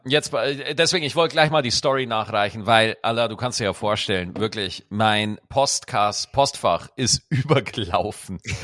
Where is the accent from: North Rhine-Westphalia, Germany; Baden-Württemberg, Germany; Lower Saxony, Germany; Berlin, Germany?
North Rhine-Westphalia, Germany; Cologne; als Kölner